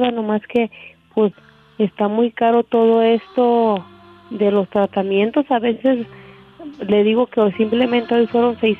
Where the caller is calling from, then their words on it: Idaho, United States; Sí, para los que ya me habían eh, ah, escuchado … de Idaho y les había comentado de mi problema del cáncer, ¿verdad?